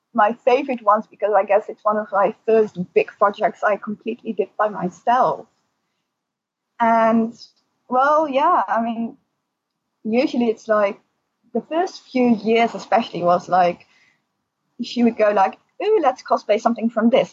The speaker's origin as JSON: {"language": "English", "country": "Netherlands", "also_born_or_lived": "Alphen aan den Rijn", "said": "from the Netherlands"}